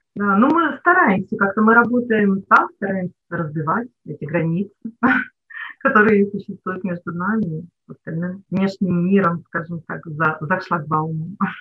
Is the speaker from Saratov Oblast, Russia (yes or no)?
no; Nizhny Novgorod Oblast, Russia; moved away as an adult; now in Polyarny, Russia; Я сама родилась не здесь, в Нижегородской области, и до 24 лет жила там.